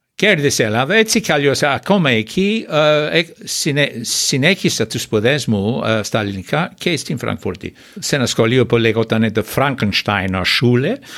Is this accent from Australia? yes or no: yes; Australia; Greek is a second language; moved away as an adult; now in Greece; τέσσερις γενιές πήγαν στο ίδιο σχολείο, δημοτικό σχολείο που είχα πάει εγώ, που λέγονταν Orange Grove